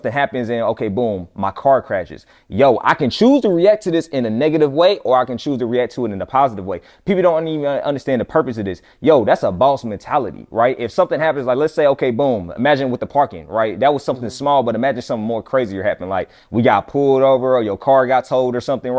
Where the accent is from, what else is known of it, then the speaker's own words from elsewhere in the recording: Fayetteville, North Carolina, United States; moved away as an adult; I went back to my hometown, Fayetteville, North Carolina, same place that … from. That's where I'm from